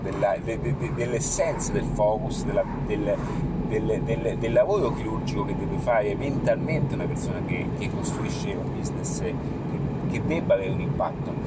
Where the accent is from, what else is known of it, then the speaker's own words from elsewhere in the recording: Rome, Lazio, Italy; also born or lived in Fonte Nuova; io sono di origine, sono di Roma